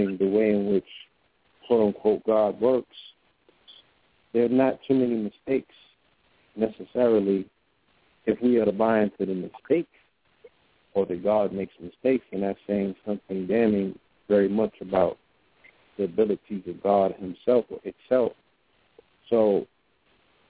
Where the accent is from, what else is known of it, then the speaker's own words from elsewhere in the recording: New York, United States; also born or lived in California; we are from New York.